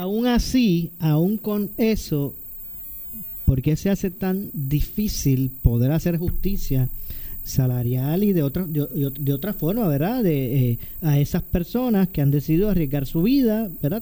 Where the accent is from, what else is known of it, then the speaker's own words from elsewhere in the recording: Ponce, Puerto Rico; yo soy ponceño